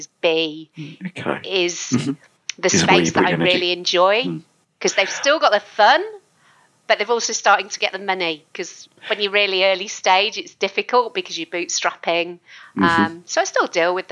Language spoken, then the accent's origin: English; United Kingdom; moved away as an adult; also born or lived in London; now in Brisbane, Australia; as you can hear from my accent, quite a large proportion of that was in the UK. So I was in the UK up until 2012 and moved to Brisbane